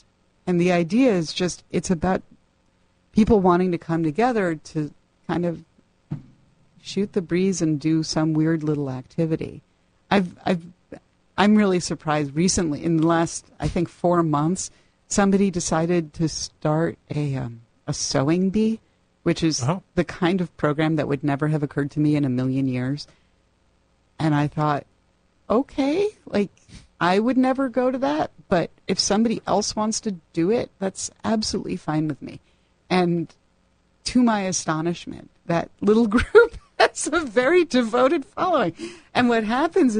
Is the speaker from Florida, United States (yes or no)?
no; New Haven, Connecticut, United States; I'm from New Haven